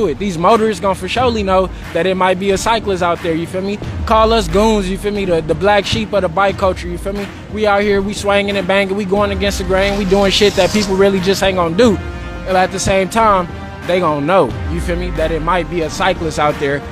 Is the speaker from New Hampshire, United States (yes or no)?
no; the Bay Area, California, United States; now in Texas, United States; I'm from the Bay, I'm a California Bear, but I'm out here bringing Texas heat